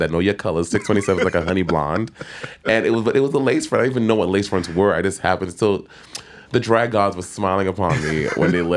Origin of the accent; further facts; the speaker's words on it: United States; growing up in America